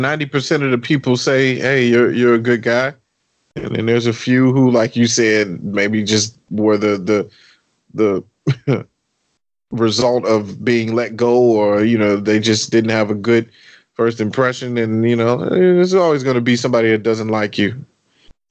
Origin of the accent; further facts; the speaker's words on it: Chicago, Illinois, United States; right here in my hometown